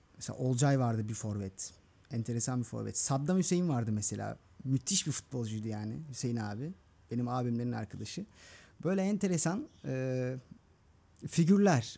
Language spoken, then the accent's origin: Turkish; Istanbul, Turkey; Mecidiyeköy'de büyüdüm. Gülbağ'da